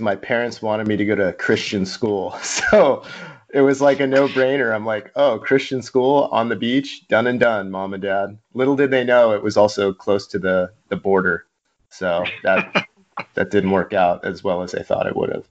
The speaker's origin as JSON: {"language": "English", "town": "Mission Viejo", "region": "California", "country": "United States", "tie": "born or raised there", "said": "I grew up in Mission Viejo, a missionite, an inland kid"}